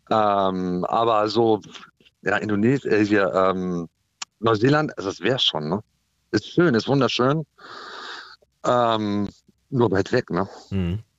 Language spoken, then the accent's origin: German; Green Bay, Wisconsin, United States; now in Germany; Und ich möchte gerne drüben, äh, wir kommen aus Green Bay, ich möchte da äh, auf der Veranda abends sitzen mit meinem alkoholfreien Bier